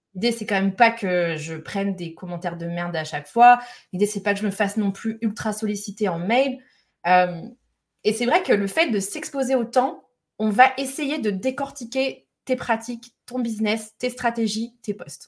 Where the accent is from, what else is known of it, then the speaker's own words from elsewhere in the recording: Lyon, Auvergne-Rhône-Alpes, France; je suis lyonnaise